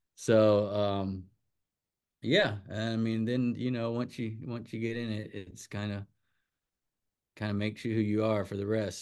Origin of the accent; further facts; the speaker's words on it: Wrightsville Beach, North Carolina, United States; I grew up right there on Lagoon Drive